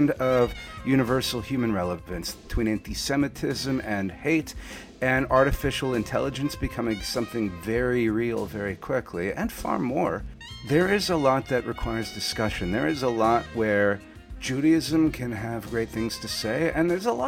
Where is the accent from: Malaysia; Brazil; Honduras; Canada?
Canada; also born or lived in Montreal, Quebec / Toronto, Ontario; now in Livingston, United States; I'm from Montreal and Toronto originally